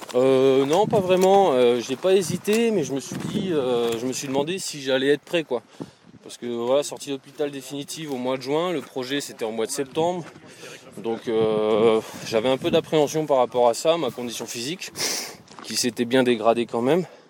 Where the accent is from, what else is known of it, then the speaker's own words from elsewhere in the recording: Alsace, Grand Est, France; moved away; Moi, à la base, je viens d'Alsace